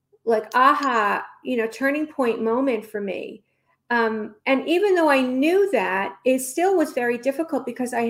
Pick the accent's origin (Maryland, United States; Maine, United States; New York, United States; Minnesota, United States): New York, United States; now in Los Angeles, United States; I'm from New York